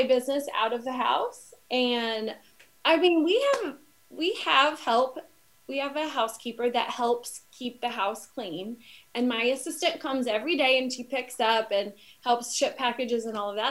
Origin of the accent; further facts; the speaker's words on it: Wichita, Kansas, United States; now in Arizona, United States; I'm from Wichita, Kansas